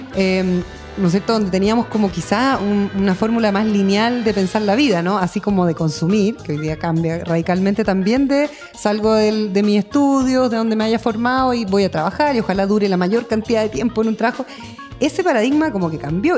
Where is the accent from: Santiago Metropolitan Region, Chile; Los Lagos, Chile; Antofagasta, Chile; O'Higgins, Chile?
Los Lagos, Chile; Osorno; yo que soy nacida y criada en Osorno